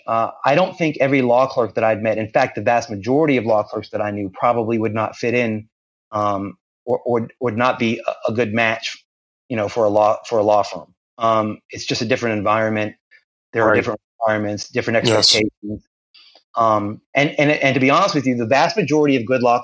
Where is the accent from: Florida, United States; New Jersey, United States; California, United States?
Florida, United States; Central; moved away as an adult; now in Jacksonville, United States; I relocated to Jacksonville. I'm originally from Central Florida, but I relocated up here and to do this job